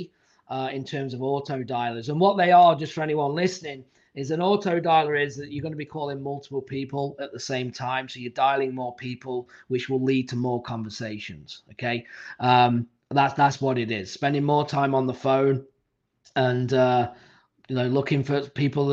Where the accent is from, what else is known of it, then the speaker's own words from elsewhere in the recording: England, United Kingdom; I'm from England, so I speak decent English.